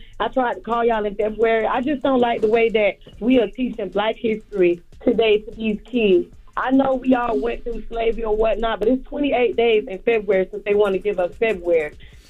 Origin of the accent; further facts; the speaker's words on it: Pahokee, Florida, United States; Yeah, Pahokee, Florida.